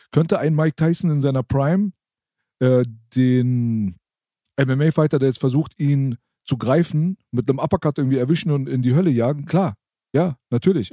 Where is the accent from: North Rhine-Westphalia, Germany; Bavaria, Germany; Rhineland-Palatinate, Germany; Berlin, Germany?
Berlin, Germany; bei uns in der Naunin-Ritze da, äh, in unserem Jugendzentrum